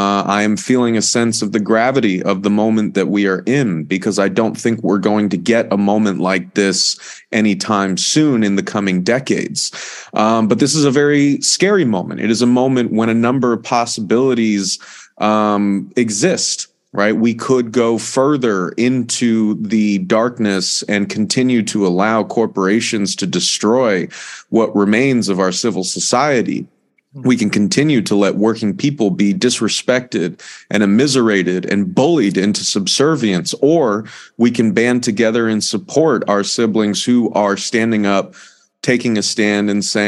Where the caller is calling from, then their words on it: Baltimore, Maryland, United States; I am calling in from Baltimore in the United States, from the Real News Network studio here in Baltimore.